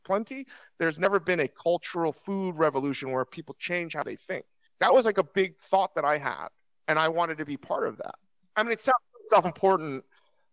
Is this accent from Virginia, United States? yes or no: yes; Virginia, United States; moved away as an adult; now in Los Angeles, United States; I grew up in Virginia